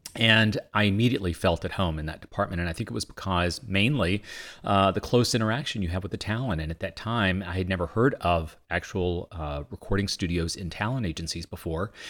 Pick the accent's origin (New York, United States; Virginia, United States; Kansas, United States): Virginia, United States; Vinton; moved away as an adult; also born or lived in Boston; I grew up in Virginia